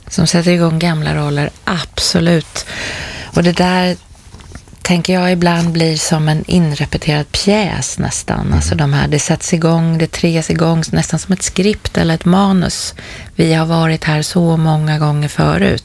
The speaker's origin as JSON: {"language": "Swedish", "town": "Stockholm", "region": "Stockholm County", "country": "Sweden", "tie": "born or raised there", "said": "jag var tillbaka där jag är uppvuxen i en, en förort till Stockholm"}